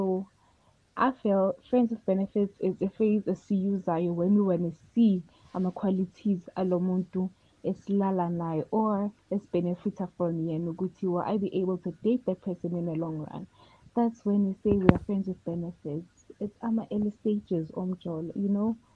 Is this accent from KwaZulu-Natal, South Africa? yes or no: yes; eDube, KwaMashu, KwaZulu-Natal, South Africa; from Edube.